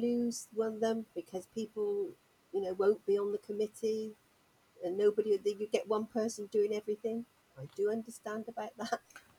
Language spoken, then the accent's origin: English; Shaftesbury, South West England, United Kingdom; now in Cheltenham, United Kingdom; I come from Shaftesbury in Dorset.